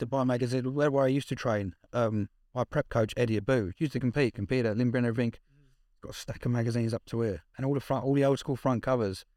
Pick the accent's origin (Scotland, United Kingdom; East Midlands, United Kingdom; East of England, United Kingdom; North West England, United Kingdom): East of England, United Kingdom; Essex; I'm from Essex, so it's pretentious as hell.